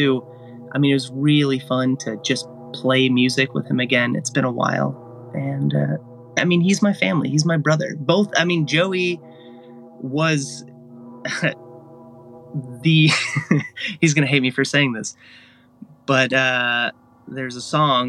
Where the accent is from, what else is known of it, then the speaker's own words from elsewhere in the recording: Agoura Hills area, California, United States; I visited his grave, which is located just outside my hometown